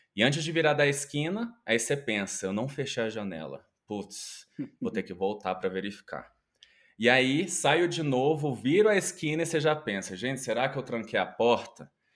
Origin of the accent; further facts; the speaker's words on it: Goiânia, Goiás, Brazil; eu venho de Goiânia, é uma cidade que, apesar de ser capital, chega a ser o interior ali